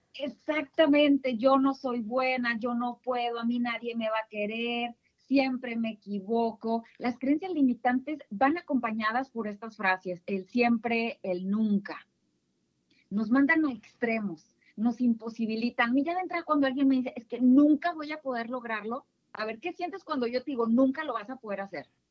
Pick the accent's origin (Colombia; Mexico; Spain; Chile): Mexico; northern Mexico; accent: northern; yo soy del norte, seguramente lo van a notar por mi timbre de voz.